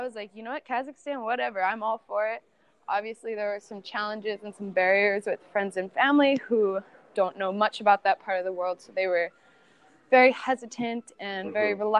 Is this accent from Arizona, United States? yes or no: no; California, United States; also born or lived in Minnesota; And I just, you know, growing up in California, soccer is huge there. So there's just always teams, you're always playing. And then we moved to Minnesota